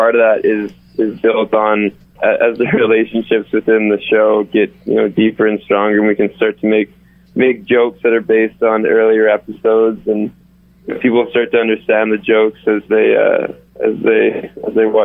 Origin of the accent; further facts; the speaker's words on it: Fort St. James, British Columbia, Canada; I grew up in Fort St. James